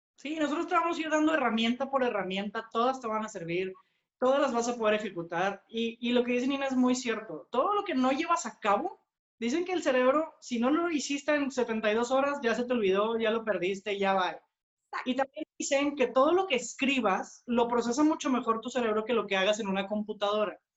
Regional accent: Monterrey, Nuevo León, Mexico; nosotros somos de Monterrey, estamos aquí en, México, es nuestro país

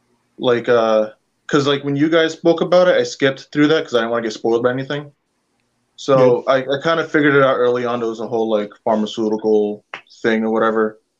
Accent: New Jersey, United States; they're gonna be playing in my hometown.

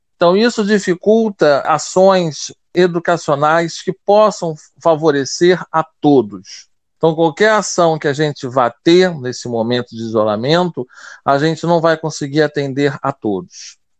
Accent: Rio de Janeiro, Brazil; also born or lived in São Luís, Maranhão; eu nasci com deficiência visual em São Luís do Maranhão, e a minha mãe decidiu que eu teria melhores oportunidades se ela viesse para o Rio de Janeiro para eu estudar no IBC. Então eu nasci em 1978 e em 1982 eu já estava no Rio de Janeiro

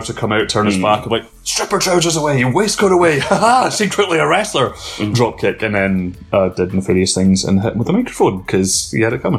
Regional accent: Lenzie, Scotland, United Kingdom; born or raised there; also born or lived in Rutherglen / Aberdour, Fife

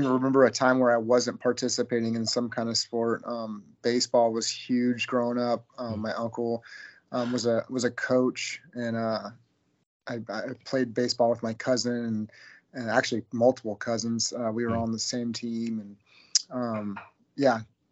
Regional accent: Eugene, Oregon, United States; I was born right here in Eugene, Oregon, born and raised

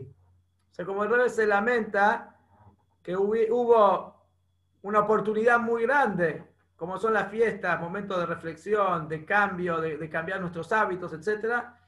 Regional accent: Bernasconi, La Pampa, Argentina; moved away; en La Pampa, en Bernasconi, en mi pueblo

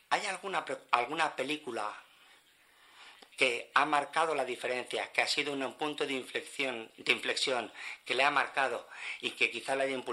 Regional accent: Colombia; Yo no soy de España, yo soy colombiana.

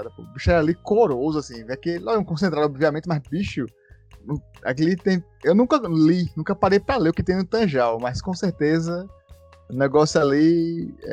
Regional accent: Natal, Rio Grande do Norte, Brazil; moved away; Fui criado Nova Descoberta e eu fui criado nos prédios, na Rua da Saudade

